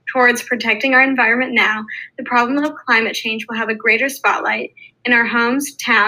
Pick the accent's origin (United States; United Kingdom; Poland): United States; Arlington, Virginia; I'm from Arlington, Virginia, and a senior in high school.